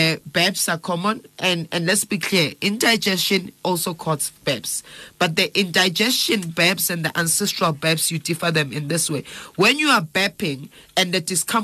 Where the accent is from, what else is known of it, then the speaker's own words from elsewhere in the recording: Johannesburg, Gauteng, South Africa; I grew up in Alex.